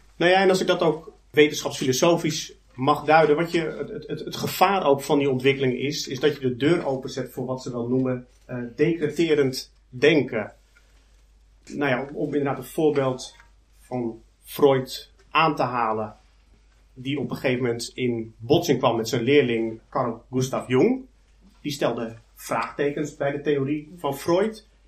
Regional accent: Netherlands; ik kom uit Nederland, domineesland

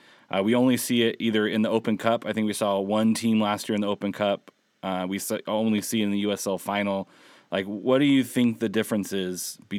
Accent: Southern California, United States; I've grown up in Southern California.

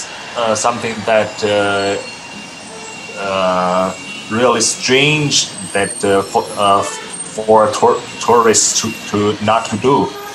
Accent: Beijing, China; English is a second language; I'm from Beijing, this city.

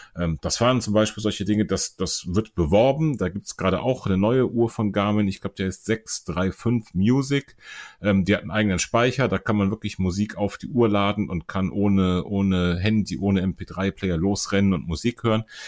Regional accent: Germany; bei uns in Deutschland

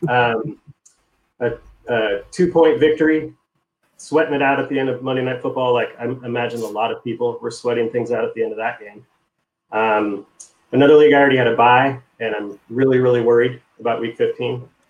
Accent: Seattle, Washington, United States; I'm from Seattle

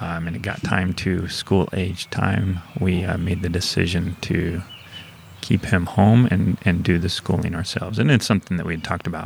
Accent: Springfield, Missouri, United States; moved away as an adult; also born or lived in St. Louis, Missouri; now in St. Louis area, United States; I grew up in Springfield, Missouri, okay. So I'm still a Missouri boy

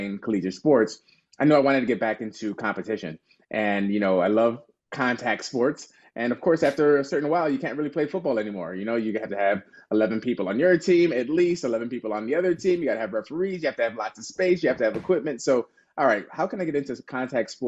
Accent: Chicago, Illinois, United States; born and raised in Chicago

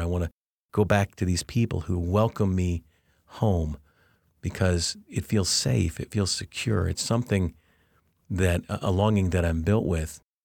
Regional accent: Arvada, Colorado, United States; moved away; I grew up actually in two homes in, in Arvada, Colorado

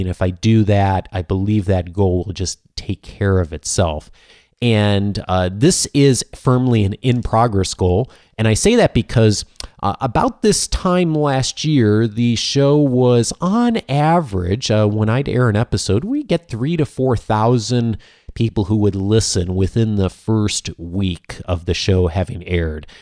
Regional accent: Midwest, United States; I grew up in the Midwest

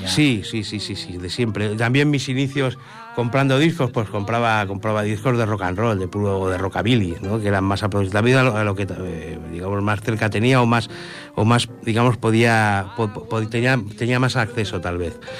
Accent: Madrid, Community of Madrid, Spain; moved away as an adult; also born or lived in Cerdanyola del Vallès; now in Ripollet, Spain; Soy madrileño, aunque eh, llevo aquí ya la friolera de 20... Bueno, desde el año 95

